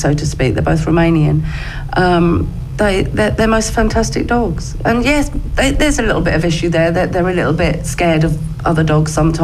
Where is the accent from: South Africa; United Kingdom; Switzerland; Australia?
United Kingdom; Romford, London; also born or lived in Hornchurch; now in Brentwood, United Kingdom; I was born in Romford, but I live in Brentwood now.